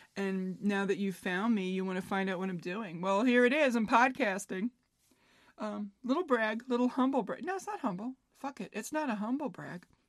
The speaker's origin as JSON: {"language": "English", "town": "New York City", "region": "New York", "country": "United States", "tie": "born or raised there", "said": "I grew up in New York, in Queens, New York. It's, if you want to get specific, it was Floral Park, now known as Glen Oaks"}